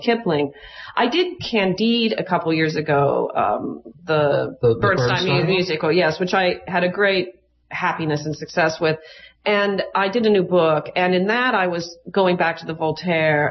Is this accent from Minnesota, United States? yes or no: no; Chicago, Illinois, United States; I'm from Chicago, and my theater company has a little connection to the Obamas